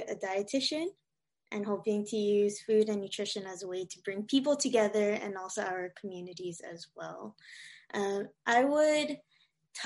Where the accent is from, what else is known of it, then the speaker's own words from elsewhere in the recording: Hawaii, United States; I was born and raised in Hawaii, so there's a lot of like Asian culture around me, and also a lot of Filipino culture, especially growing up in Waipahu and Kalihi